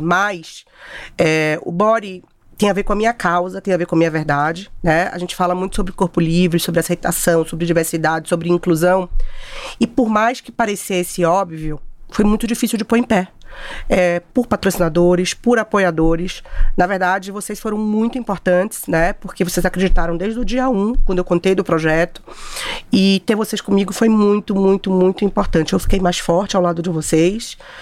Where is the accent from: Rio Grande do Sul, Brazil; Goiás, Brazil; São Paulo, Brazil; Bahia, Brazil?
Bahia, Brazil; eu comecei minha carreira em Salvador, sou baiana